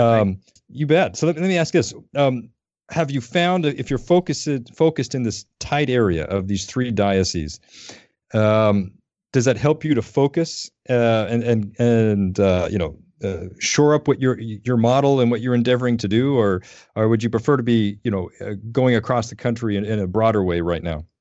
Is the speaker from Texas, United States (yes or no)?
no; Denver, Colorado, United States; moved away; I grew up in Denver